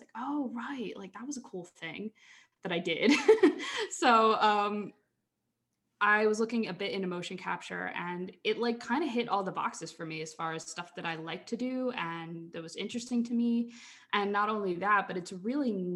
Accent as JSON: {"language": "English", "town": "Philadelphia", "region": "Pennsylvania", "country": "United States", "tie": "born or raised there", "moved": "yes", "said": "I grew up in Philly, Philadelphia, Pennsylvania."}